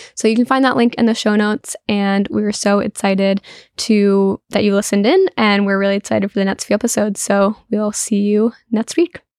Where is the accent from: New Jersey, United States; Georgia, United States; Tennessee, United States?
New Jersey, United States; I'm from New Jersey